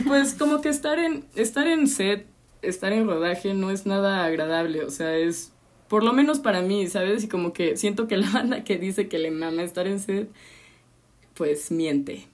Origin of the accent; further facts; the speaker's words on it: Veracruz, Mexico; moved away as an adult; now in Mexico City, Mexico; Soy jarocha, llevo como que son cuatro años en la ciudad